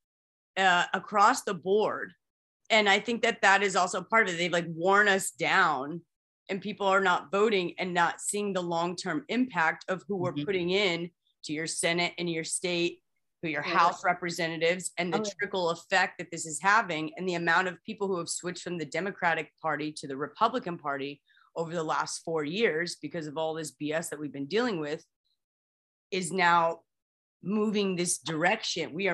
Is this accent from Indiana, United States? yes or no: yes; Indiana, United States; I'm from Indiana